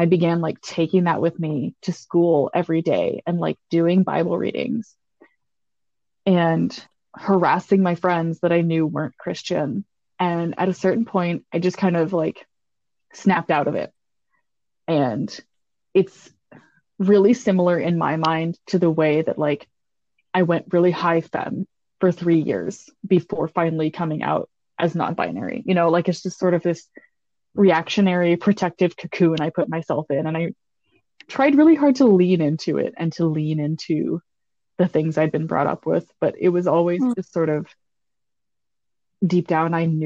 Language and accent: English; East Tennessee, United States; now in Wisconsin, United States; I grew up in East Tennessee